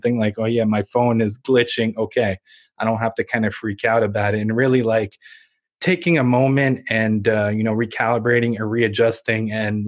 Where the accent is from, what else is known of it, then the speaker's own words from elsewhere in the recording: Ukraine; now in United States; I was born in Ukraine when it was still under the Soviet Union.